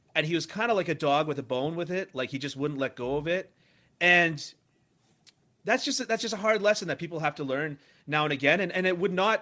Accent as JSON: {"language": "English", "town": "Toronto", "region": "Ontario", "country": "Canada", "said": "I'm an Anglophone, right, and I'm from Toronto"}